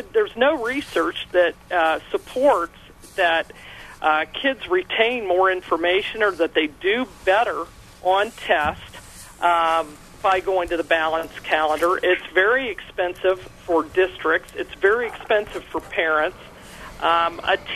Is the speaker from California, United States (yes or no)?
no; Columbus, Ohio, United States; when I was growing up in Columbus, Ohio